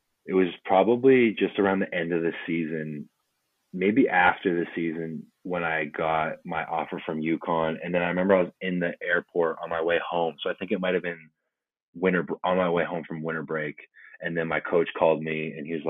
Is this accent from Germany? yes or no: no; Canada; also born or lived in New Jersey; being a Canadian football player